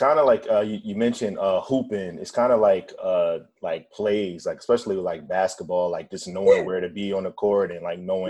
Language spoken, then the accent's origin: English; Virginia, United States; I'm originally from Virginia, Phil's originally from Philly, but so we grew up on a certain East Coast vibe